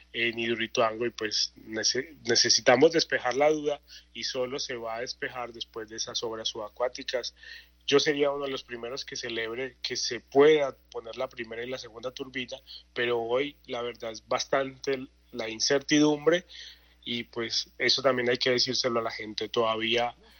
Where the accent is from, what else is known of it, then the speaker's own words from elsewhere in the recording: Puerto Berrío, Antioquia, Colombia; yo que soy de Puerto Berrío, de Magdalena Medio